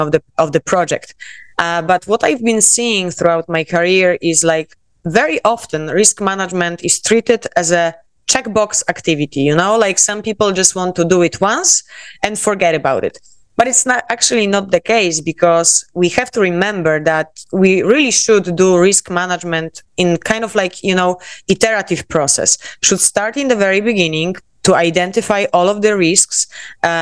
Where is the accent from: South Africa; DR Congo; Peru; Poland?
Poland; accent: Polish; English is a second language; moved away as an adult; also born or lived in South Korea / Miami, United States; now in Barcelona, Spain; I am Polish, as you can tell by my accent